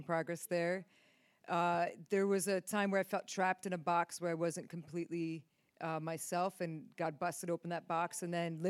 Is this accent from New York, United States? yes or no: yes; New York, United States; Came from Reading with Steve, but originally from New York, upstate New York.